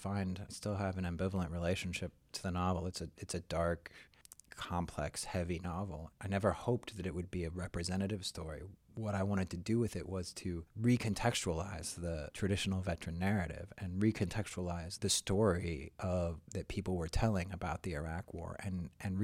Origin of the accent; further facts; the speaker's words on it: Oregon, United States; also born or lived in Utah; I had just moved back to Oregon, where I'm from